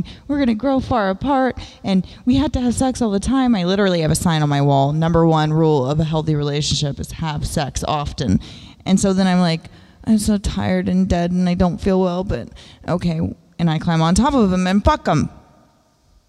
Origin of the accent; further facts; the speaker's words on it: the South, United States; I'm from the South